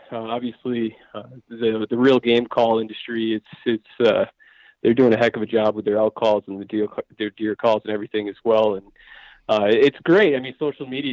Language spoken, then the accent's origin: English; northern Vermont, United States; moved away as an adult; now in Colorado, United States; I grew up on a small dairy farm in northern Vermont